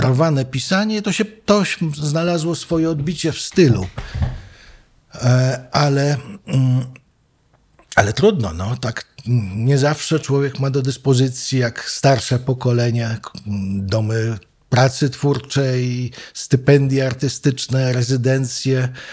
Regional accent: Wrocław, Lower Silesian Voivodeship, Poland; moved away as an adult; also born or lived in New York; now in Warsaw, Poland; Przy samym rynku się mhm urodziłem, wychowałem i chodziłem do podstawówek

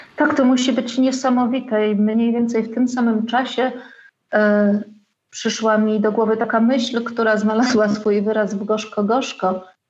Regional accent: Wałbrzych, Lower Silesian Voivodeship, Poland; moved away as an adult; also born or lived in Wrocław; now in Podkowa Leśna, Poland; od kiedy wyjechałam z Wałbrzycha w wieku 18 lat z plecakiem czerwonym na stelażu do Wrocławia na studia

